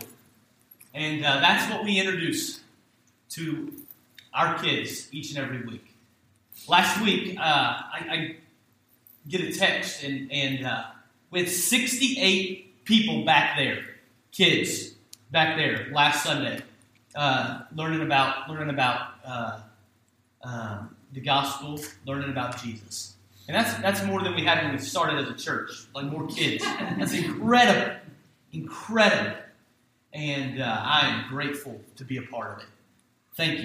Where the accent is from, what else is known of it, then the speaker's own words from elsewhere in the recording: Hampton, Virginia, United States; the church that I grew up in Hampton, Virginia